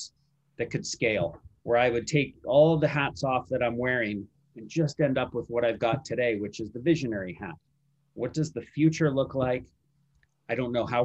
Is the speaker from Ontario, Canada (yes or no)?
no; Vancouver, British Columbia, Canada; also born or lived in San Francisco, United States; I've grown up in Vancouver.